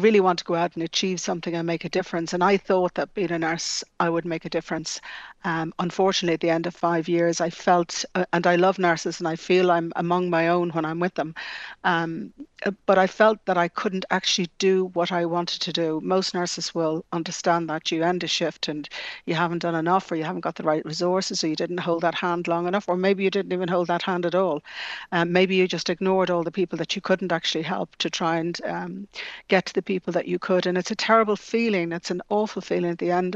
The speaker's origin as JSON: {"language": "English", "town": "Dublin", "region": "Leinster", "country": "Ireland", "tie": "born or raised there", "also_born_or_lived": "Scotland", "said": "growing up in the Phoenix Park, I was nearly a resident of Dublin Zoo"}